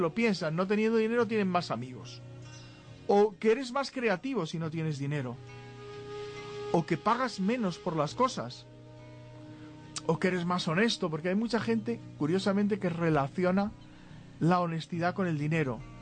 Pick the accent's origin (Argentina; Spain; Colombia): Spain; En España, muchos nos sentimos españoles, pues la verdad es que en el territorio llamado España somos españoles